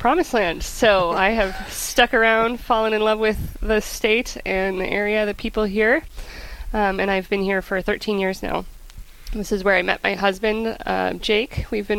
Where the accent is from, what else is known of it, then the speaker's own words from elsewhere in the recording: Chicago, Illinois, United States; moved away as an adult; now in North Dakota, United States; I grew up in Chicago